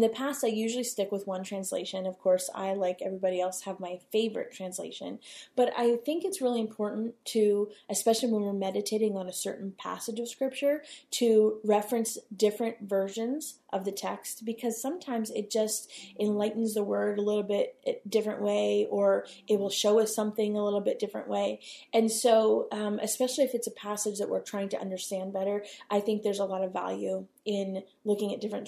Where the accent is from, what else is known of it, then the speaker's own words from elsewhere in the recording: United States; as the American, public that we are